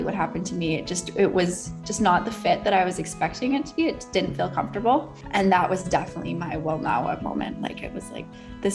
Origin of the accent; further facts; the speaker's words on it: Bowen Island, British Columbia, Canada; I grew up on Bowen Island, which is like 20 minutes off of West Vancouver